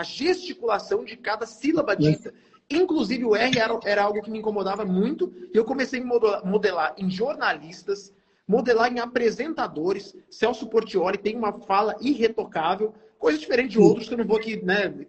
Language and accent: Portuguese; Mato Grosso do Sul, Brazil; Eu fui criado no Mato Grosso do Sul. Aqui a gente tem uma origem regionalista muito pesada.